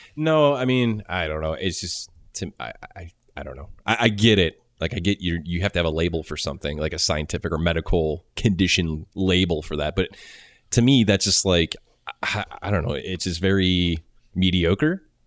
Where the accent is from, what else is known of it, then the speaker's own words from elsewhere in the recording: Cleveland, Ohio, United States; I'm from Cleveland, just like y'all